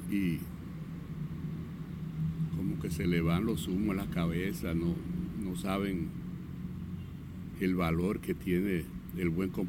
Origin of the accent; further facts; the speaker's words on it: Dominican Republic; yo como dominicano